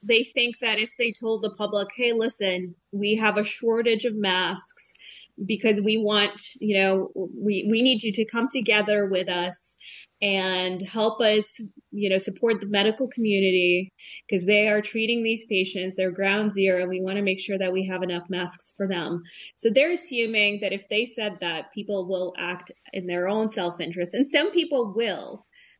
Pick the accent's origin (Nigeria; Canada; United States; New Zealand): Canada; that I was like not disclosing that I'm Canadian.